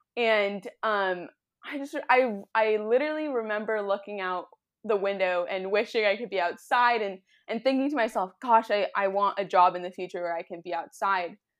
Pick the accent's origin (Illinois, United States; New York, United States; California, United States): California, United States; Southern; I grew up in Southern California near the ocean